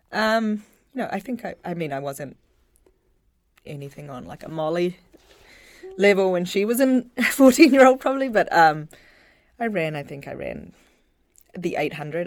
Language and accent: English; Auckland, New Zealand; now in Providence, United States; Grew up in Auckland, New Zealand.